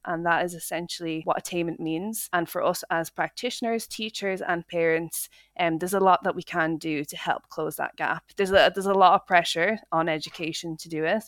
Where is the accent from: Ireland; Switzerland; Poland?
Ireland; Dublin, Leinster; moved away as an adult; now in Scotland, United Kingdom; I grew up in Dublin, in Ireland, um, and I moved to Scotland when I was 19 for university